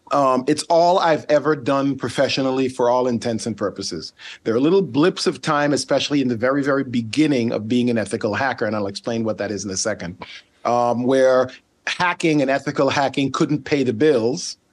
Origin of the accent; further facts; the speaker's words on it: Sint Maarten; accent: Caribbean; first language Dutch; English is a second language; also born or lived in Netherlands / Charlotte, United States; now in United States; The one that I grew up on is called Saint Martin